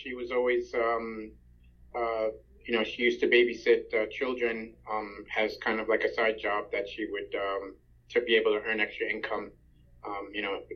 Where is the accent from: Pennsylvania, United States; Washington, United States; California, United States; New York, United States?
New York, United States; Long Island; also born or lived in Ohio; In New York, on Long Island, pretty much for the most part